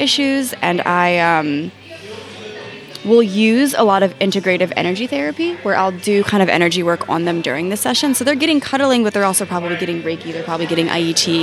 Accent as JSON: {"language": "English", "town": "Philadelphia", "region": "Pennsylvania", "country": "United States", "tie": "born or raised there", "said": "I was born and raised in Philadelphia"}